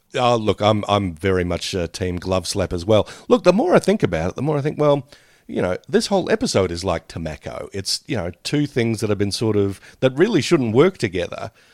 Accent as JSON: {"language": "English", "country": "Australia", "said": "us as Australian audiences, Australian viewers"}